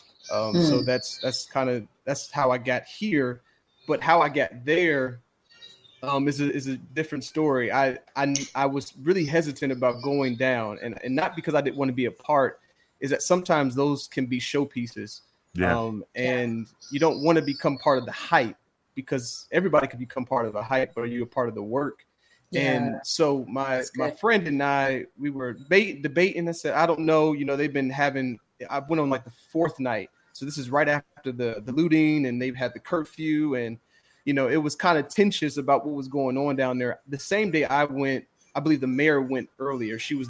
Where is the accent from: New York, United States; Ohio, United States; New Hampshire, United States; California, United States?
Ohio, United States; Youngstown; moved away as an adult; now in Atlanta, United States; I was born in Youngstown, Ohio, a small town in Northeast Ohio, and working class folk